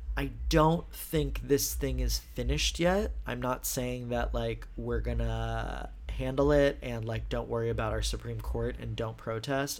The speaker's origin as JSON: {"language": "English", "region": "Texas", "country": "United States", "moved": "yes", "said": "I'm from Texas"}